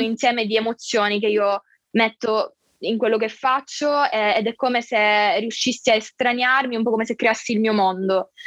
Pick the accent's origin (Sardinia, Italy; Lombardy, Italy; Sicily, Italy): Sicily, Italy; Catania; ho 22 anni e sono di Catania, quindi vengo dal sud Italia